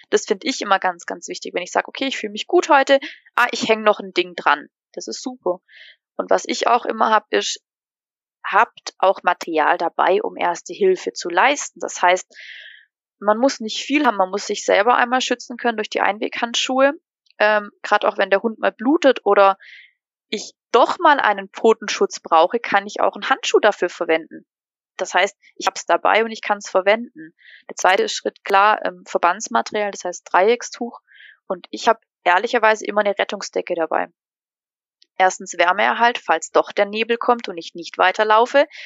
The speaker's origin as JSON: {"language": "German", "town": "Basel", "region": "Basel-Stadt", "country": "Switzerland", "said": "Woher kommst du? Aus der Schweiz. Ja, aus Basel."}